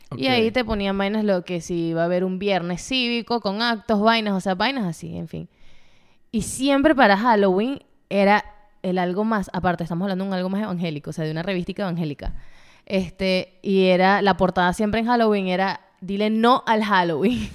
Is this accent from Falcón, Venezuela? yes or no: no; Puerto Ordaz, Bolívar, Venezuela; moved away; allá se celebraba, bueno, en Puerto Ordaz se celebraba más el carnaval